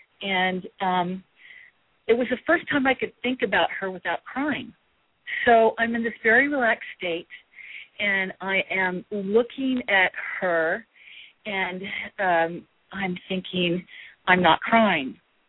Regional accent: Midwest, United States; now in California, United States; The minute I heard about vegetarianism when I moved to California from the Midwest, I said, yes, this is for me.

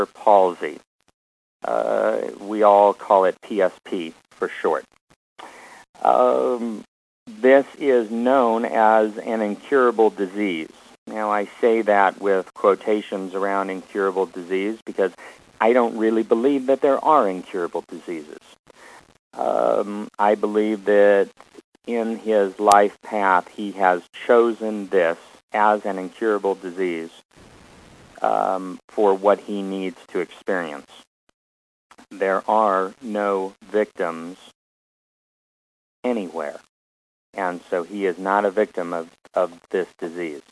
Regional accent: Omaha, Nebraska, United States; moved away; My brother and I were raised in Omaha

